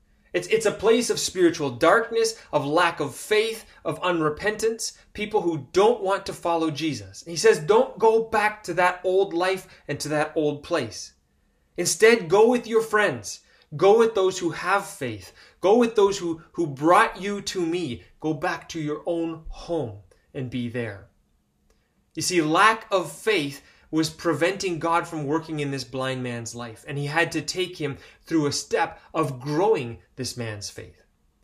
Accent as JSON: {"language": "English", "country": "Ecuador", "tie": "born or raised there", "said": "Where I grew up in Ecuador, among the tribes there, it was common for them to blow smoke, special kinds of smoke over people, believing that that cured and cleaned them."}